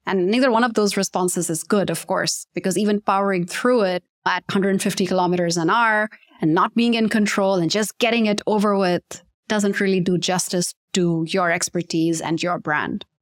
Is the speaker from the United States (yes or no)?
no; Pakistan; the term native speaker is always very confusing for Pakistanis because we do grow up speaking in English.